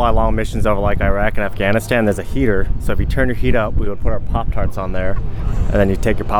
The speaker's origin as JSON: {"language": "English", "town": "Los Angeles", "region": "California", "country": "United States", "tie": "born or raised there", "also_born_or_lived": "Brandon", "said": "But I was only here for like 6 months and then grew up in Los Angeles."}